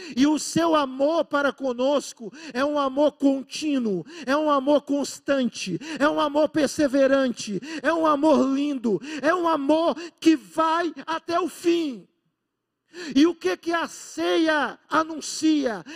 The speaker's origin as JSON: {"language": "Portuguese", "country": "Brazil", "said": "sermos brasileiros, ou de grande parte de nós, talvez, ser nordestino, ser pernambucano"}